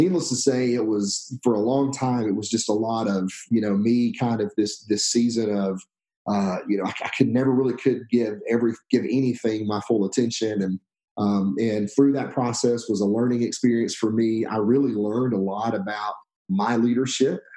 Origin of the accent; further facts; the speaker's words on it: Alabama, United States; moved away as an adult; also born or lived in Texas; now in Stone Mountain, United States; We moved from Alabama, which is where I'm from originally, to Texas